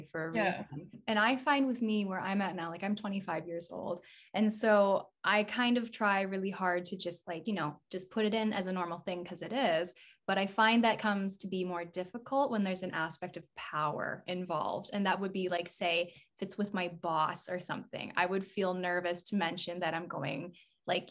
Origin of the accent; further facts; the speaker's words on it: rural Alberta, Canada; I grew up in rural Alberta, like a 5,000 population town.